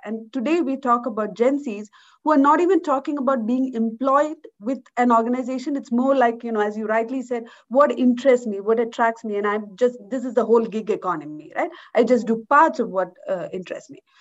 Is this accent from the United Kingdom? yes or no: no; India; moved away as an adult; now in Switzerland; I was born in India, in a rural part of India, and I grew up in India. Uh, I moved out of India in uh, when I was about 21, 22